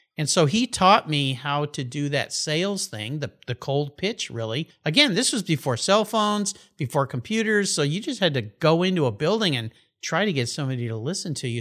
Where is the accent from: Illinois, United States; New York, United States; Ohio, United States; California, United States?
California, United States; La Jolla; also born or lived in Tulsa, Oklahoma / Tucson, Arizona / Del Mar, California; they went further west to La Jolla, California